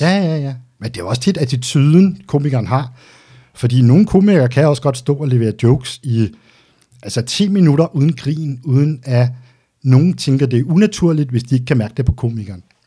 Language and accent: Danish; Denmark; also born or lived in Albertslund / Greve; Jeg er vokset op ude på Vestegnen